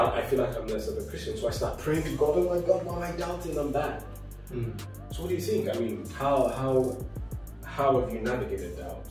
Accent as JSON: {"language": "English", "country": "Nigeria", "said": "I come from Nigeria"}